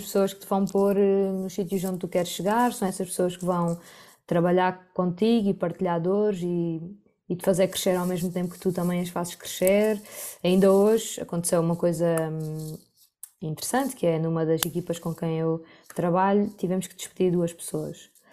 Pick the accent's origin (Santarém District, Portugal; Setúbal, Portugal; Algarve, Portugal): Algarve, Portugal; moved away as an adult; also born or lived in Rio Maior / Lisbon; now in Porto, Portugal; eu cresci a vida toda no Algarve e depois fui yeah. viver para Rio Maior aos 18 anos